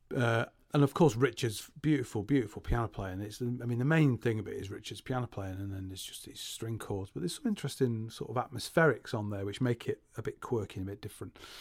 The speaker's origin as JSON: {"language": "English", "town": "Salford", "region": "North West England", "country": "United Kingdom", "said": "I'm from Salford"}